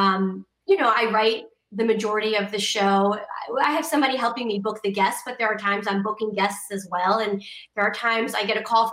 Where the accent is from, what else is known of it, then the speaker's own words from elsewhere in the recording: Connecticut, United States; I grew up in Connecticut